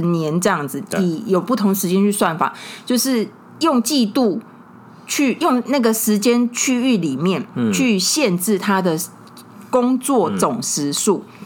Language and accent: Chinese; Tainan, Taiwan; 我们台南的游民企业